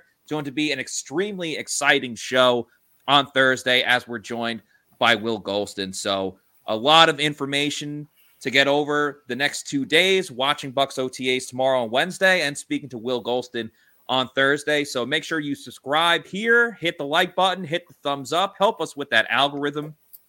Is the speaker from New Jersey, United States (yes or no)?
no; Long Island, New York, United States; I am from New York, Long Island. How you doing?